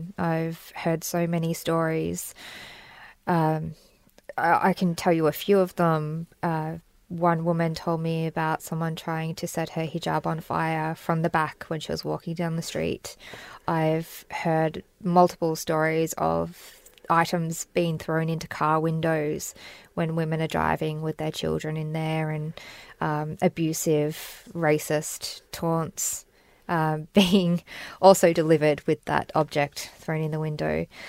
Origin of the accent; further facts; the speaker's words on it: Australia; And I, as not even as an Australian, but I as a human being, will not stand for this type of behaviour